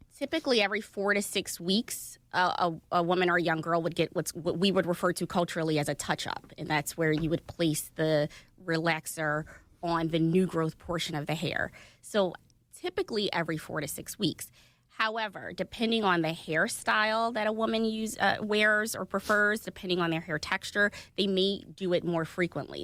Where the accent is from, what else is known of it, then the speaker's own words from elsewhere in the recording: Philadelphia, Pennsylvania, United States; West Philly right near 61st and Market